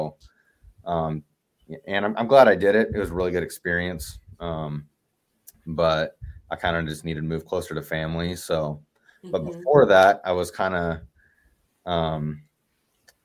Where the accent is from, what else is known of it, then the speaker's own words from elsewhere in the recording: Oregon, United States; moved away as an adult; now in Knoxville, United States; So originally I'm from Oregon, and I moved over to Knoxville, Tennessee last April